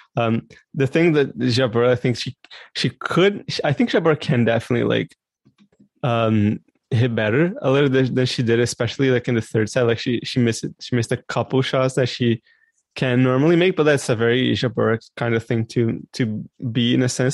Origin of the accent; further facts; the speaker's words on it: Brazil; now in Canada; I was born and raised in Brazil, but now I live in Canada